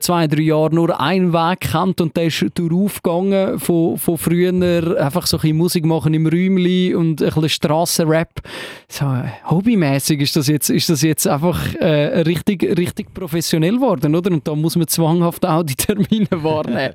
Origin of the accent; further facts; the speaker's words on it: Switzerland; bei uns in der Schweiz